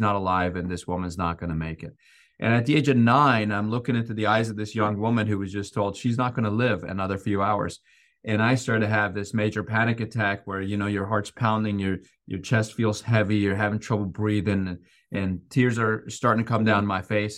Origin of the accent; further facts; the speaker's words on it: Iran; moved away; I grew up in Iran